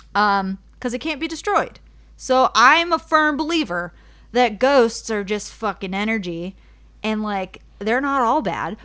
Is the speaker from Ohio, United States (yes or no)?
yes; Cleveland, Ohio, United States; I grew up in Ohio City, which is, like, now it's, like, a little, like, hipster town, I guess, in Ohio. Um, it's just Cleveland